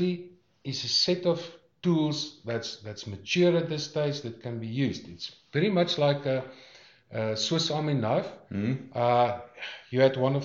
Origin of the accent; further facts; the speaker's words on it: Namibia; I grew up in Namibia